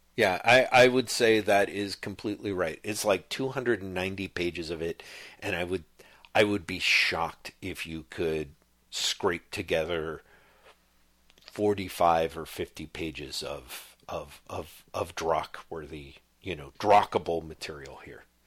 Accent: United States; I'm an American dude

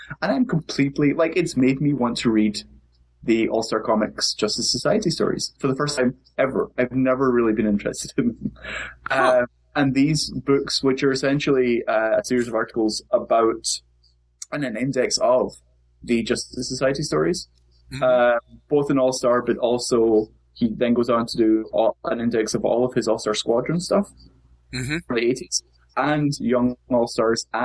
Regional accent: Scotland, United Kingdom; stereotypically Scottish

